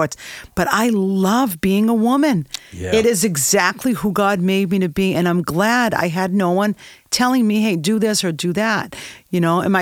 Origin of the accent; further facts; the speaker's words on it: Boston, Massachusetts, United States; I grew up in Boston.